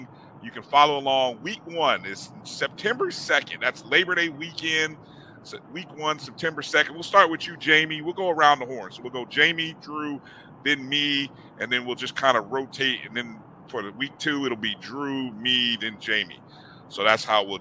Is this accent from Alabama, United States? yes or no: no; Indiana, United States; moved away; I grew up in Indiana, grew up a Notre Dame Irish fan